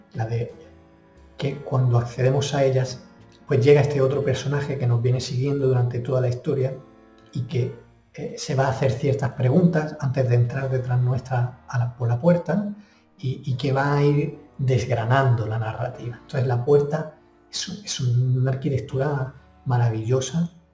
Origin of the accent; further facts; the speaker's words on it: Granada, Andalusia, Spain; moved away as an adult; now in Washington, D.C., United States; soy de Granada, aunque llevo ya casi 10 años fuera de España